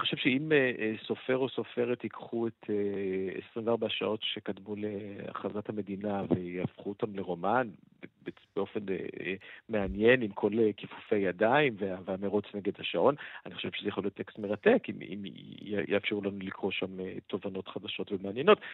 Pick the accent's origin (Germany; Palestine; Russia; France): France; moved away; אני גדלתי ב... בעיר פרברים כזאת